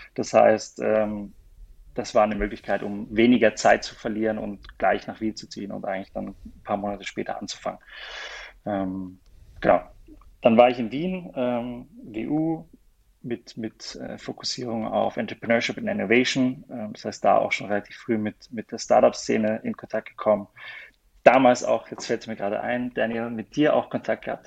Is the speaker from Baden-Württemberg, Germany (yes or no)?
yes; near Mannheim, Baden-Württemberg, Germany; moved away as an adult; also born or lived in Kaiserslautern, Germany / Vienna, Austria / Kuala Lumpur, Malaysia; Bin, bin, Deutscher aus der Nähe von Mannheim